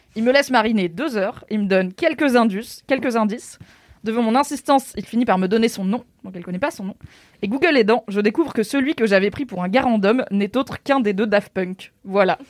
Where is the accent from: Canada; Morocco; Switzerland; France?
Morocco; Je suis marocaine